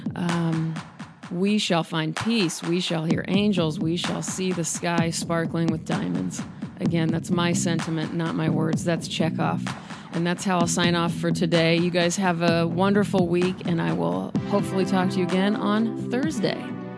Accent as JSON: {"language": "English", "town": "Omaha", "region": "Nebraska", "country": "United States", "tie": "born or raised there", "said": "which is near Omaha, which is my hometown."}